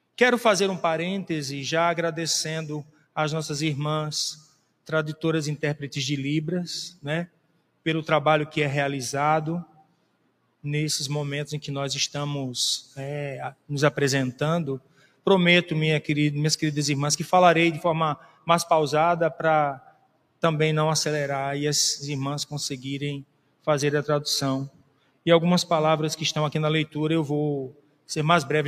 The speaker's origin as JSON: {"language": "Portuguese", "country": "Brazil", "said": "nós brasileiros"}